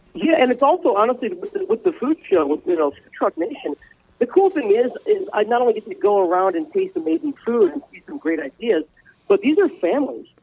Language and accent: English; Midwest, United States; growing up in the Midwest